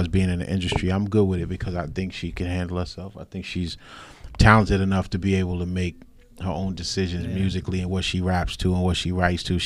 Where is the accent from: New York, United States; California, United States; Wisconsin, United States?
New York, United States; North Babylon; also born or lived in Nassau County, New York; I'm from North Babylon. Actually, naturally from North Nassau County. But when I was younger, we moved out east here to North Babylon